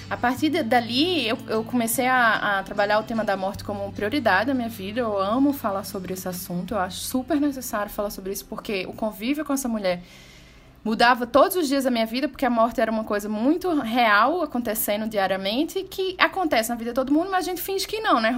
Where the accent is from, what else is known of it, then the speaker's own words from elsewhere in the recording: Recife, Pernambuco, Brazil; also born or lived in Belo Horizonte; porque eu sou de Recife, mas já estava morando em Belo Horizonte há 15 anos, então eu me via muito afastada das minhas origens